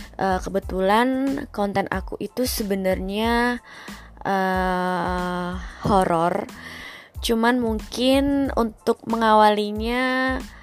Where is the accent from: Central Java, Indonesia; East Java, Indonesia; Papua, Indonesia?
Central Java, Indonesia; Surakarta; now in Jakarta, Indonesia; Aku asli dari Solo, tapi kebetulan aku sekarang kerja di Jakarta